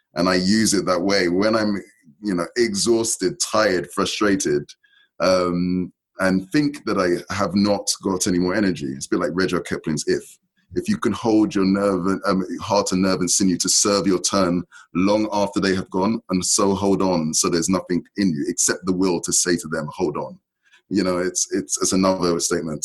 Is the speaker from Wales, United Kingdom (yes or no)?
no; London, United Kingdom; I was born and raised in in London, in UK